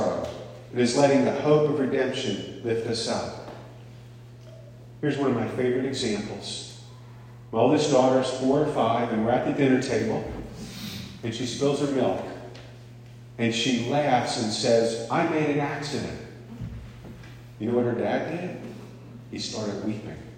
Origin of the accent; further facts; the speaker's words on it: the North, United States; also born or lived in Long Island; I grew up in the North